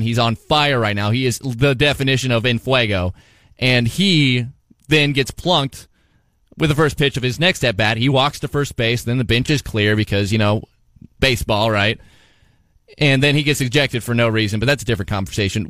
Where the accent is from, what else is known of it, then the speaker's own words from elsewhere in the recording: Southeast Iowa, United States; I've been a lifelong Iowan as you have. I'm from Southeast Iowa